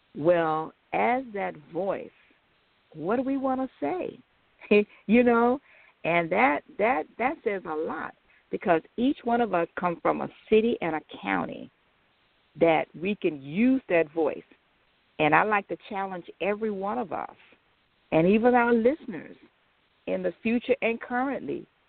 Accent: United States; We, as American blacks

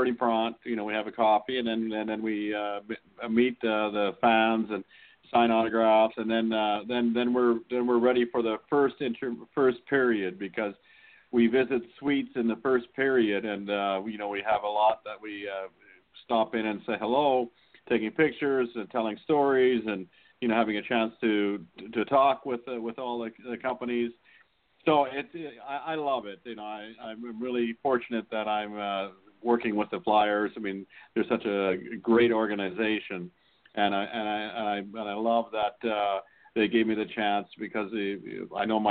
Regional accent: Saskatchewan, Canada; moved away; Brad McCrimmon and I grew up together in Saskatchewan

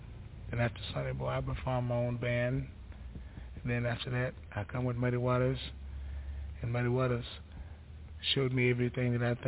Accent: Pilatch, Mississippi, United States; I'm from Pilatch, Mississippi, which is a small, small town.

